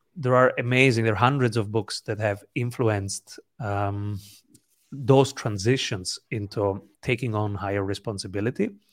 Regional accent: Italy; English is a second language; also born or lived in the Mediterranean; I'm an Italian

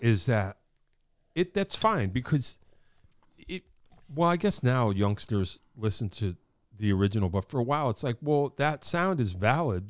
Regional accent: Wallingford, Connecticut, United States; growing up in Wallingford

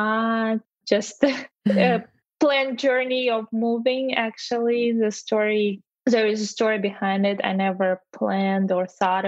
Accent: Russian Far East, Russia; English is a second language; moved away as an adult; also born or lived in China / Texas; now in United States; especially where I'm from, Far East Russia. So leaving my hometown and moving very far away

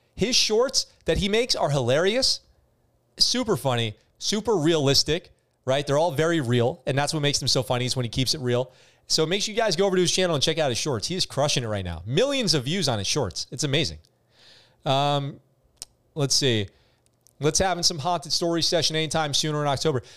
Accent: New York, United States; moved away as an adult; also born or lived in San Diego, California; now in Japan; I grew up in New York. I lived in New York until I was eighteen, and I lived in California in San Diego until I moved to Japan

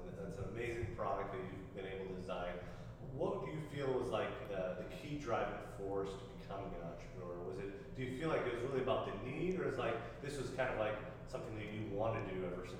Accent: Minnesota, United States; moved away; I'm originally from Minnesota, so my accent comes up a little

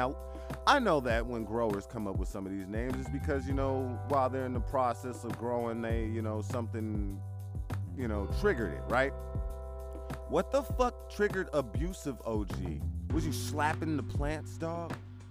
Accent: Vallejo, California, United States; I love Vallejo. I'm from Vallejo

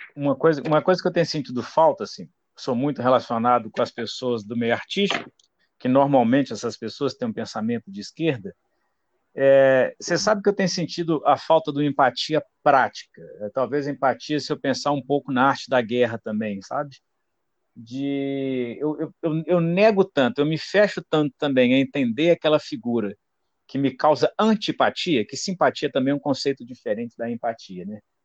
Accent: Ubá, Minas Gerais, Brazil; Eu sou de Ubá, que é uma cidade do interior

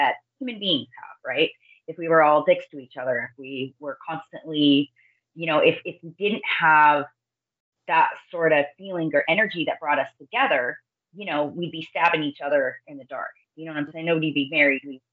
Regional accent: Northern California, United States; also born or lived in Orange County, California; I grew up in the foothills of Northern California where the gold rush happened

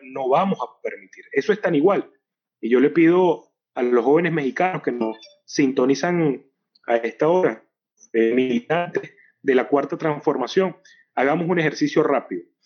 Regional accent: Venezuela; nosotros nos comprometimos como venezolanos y venezolanas

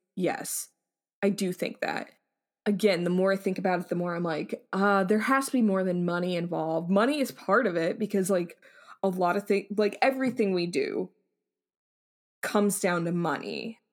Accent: United States; we're, we're American

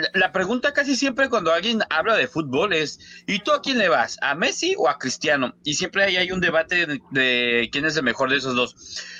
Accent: Mexico; nosotros, al menos como mexicanos

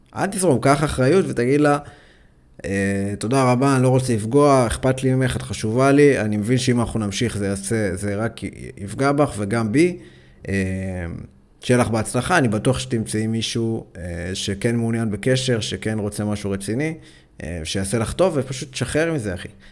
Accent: Ashkelon, Southern District, Israel; אני במקור אה, מאשקלון

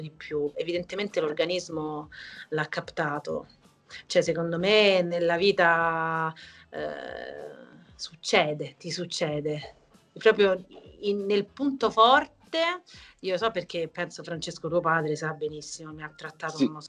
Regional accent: Italy; nel mio paese, che è l'Auria

